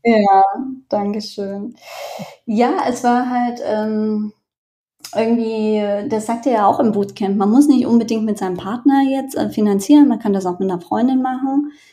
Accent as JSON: {"language": "German", "country": "Germany", "said": "ich bin aus Deutschland."}